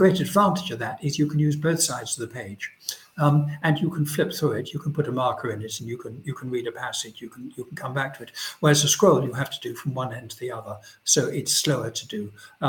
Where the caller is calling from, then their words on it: London, United Kingdom; I should say I'm speaking from London